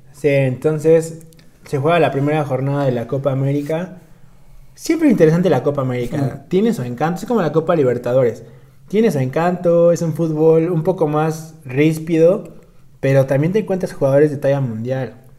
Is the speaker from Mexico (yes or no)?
yes; Mexico; como mexicanos